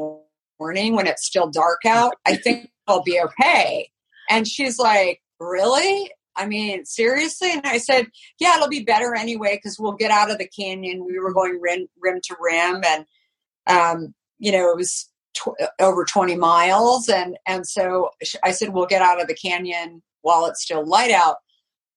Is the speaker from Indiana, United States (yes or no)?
no; Arizona, United States; moved away; also born or lived in New York; growing up in Arizona